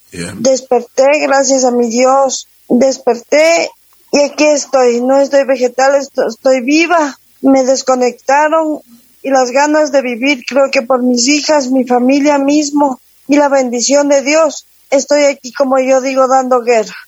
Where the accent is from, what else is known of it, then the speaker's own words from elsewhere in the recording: Guaranda, Bolívar, Ecuador; moved away; also born or lived in Quito, Ecuador; Yo soy guarandeña, yo me fui a la ciudad de Quito, viví en Quito 23 años